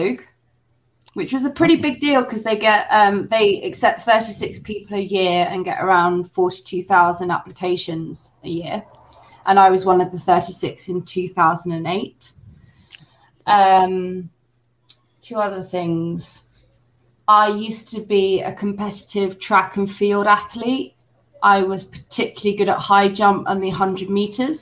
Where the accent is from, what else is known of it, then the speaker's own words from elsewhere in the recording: England, United Kingdom; accent: very British, very southern; now in Madrid, Spain; I've got a very British accent. I'm like, my accent is very southern, very southern.